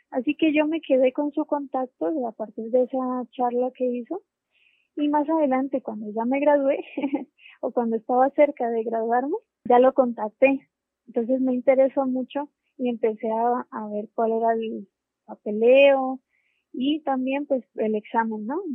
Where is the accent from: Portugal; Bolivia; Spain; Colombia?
Colombia; Popayán, Cauca; born there; Sí, yo nací en Popayán, Colombia. Eh, yo hice allá mi licenciatura, estudié ingeniería física.